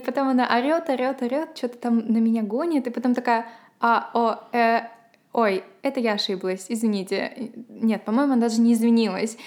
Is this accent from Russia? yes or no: no; Ukraine; now in Sweden; я еще с Украины, они тоже интересовались, как там моя семья